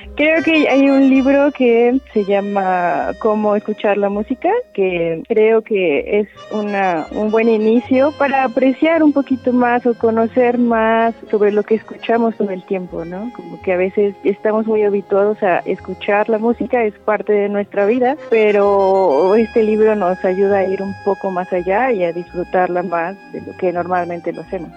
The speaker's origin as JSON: {"language": "Spanish", "region": "Querétaro", "country": "Mexico", "tie": "born or raised there", "said": "Soy originaria de Querétaro y nací el 9 de junio de 1990"}